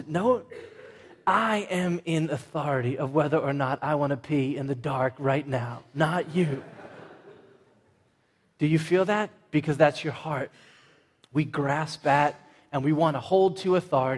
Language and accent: English; Everett, Massachusetts, United States; I'm from Everett, not Malden